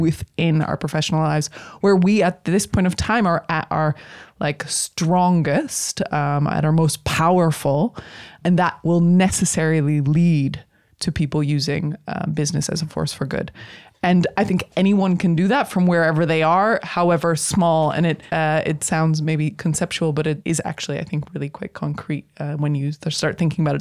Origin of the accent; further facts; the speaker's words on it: United States; now in Netherlands; I'm an American